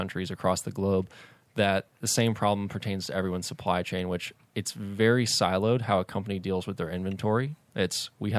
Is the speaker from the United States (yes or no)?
yes; Atlanta, Georgia, United States; Yeah, born and raised in Atlanta.